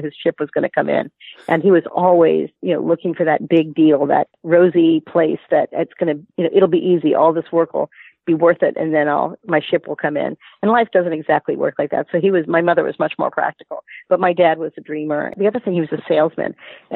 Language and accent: English; Miami, Florida, United States; I grew up in Miami, and our schools were integrated at a young age